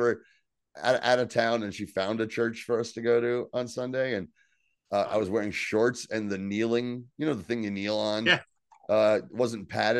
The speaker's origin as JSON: {"language": "English", "region": "Northeast", "country": "United States", "tie": "born or raised there", "said": "growing up in the Northeast"}